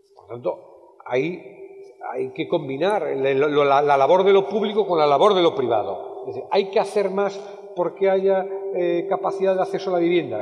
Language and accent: Spanish; Palas de Rei, Galicia, Spain; mi pueblo de Palas de Rey